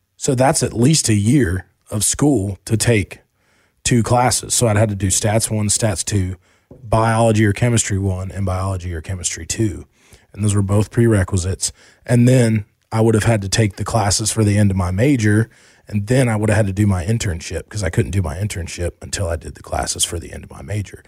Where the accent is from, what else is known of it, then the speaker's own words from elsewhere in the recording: Asheville, North Carolina, United States; also born or lived in Charlotte; we moved from Charlotte to Asheville